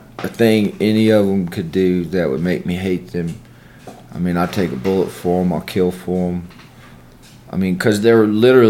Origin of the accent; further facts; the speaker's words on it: Columbus, Mississippi, United States; also born or lived in Amory, Mississippi; I'm from Columbus, Mississippi. I was born in Amory, but I mean, might as well have been born in Columbus as long as I've lived here. I've lived with my grandparents the majority of my life